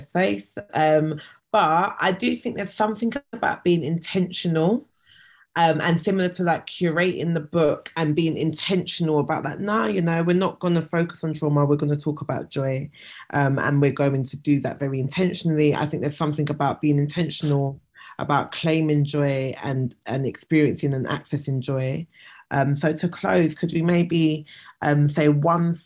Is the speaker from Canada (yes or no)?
no; London, United Kingdom; as a black Londoner